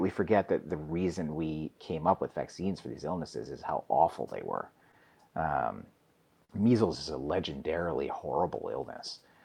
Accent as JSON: {"language": "English", "town": "New York City", "region": "New York", "country": "United States", "tie": "born or raised there", "moved": "as an adult", "lives_now": "Alaska, United States", "said": "I grew up in New York City and I went to medical school there, and my parents still live there"}